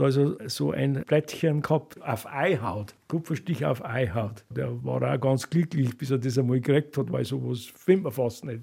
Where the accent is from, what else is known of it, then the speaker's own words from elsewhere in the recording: Bavaria, Germany; bei uns in Bayern